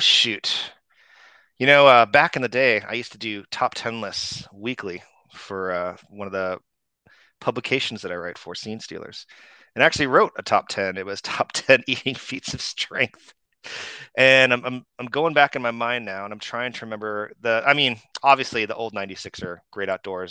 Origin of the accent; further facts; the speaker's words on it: Phoenix, Arizona, United States; moved away; I grew up in in the Phoenix area